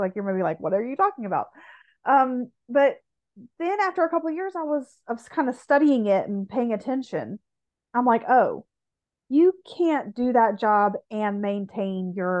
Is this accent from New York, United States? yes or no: no; South Carolina, United States; born or raised there; moved away